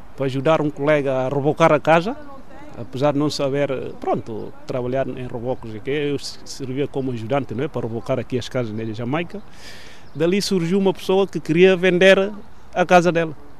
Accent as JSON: {"language": "Portuguese", "region": "Cacheu", "country": "Guinea-Bissau", "tie": "born or raised there", "moved": "as an adult", "lives_now": "Portugal", "said": "Nasci na Guiné, propriamente na região de Cacheu, norte da Guiné."}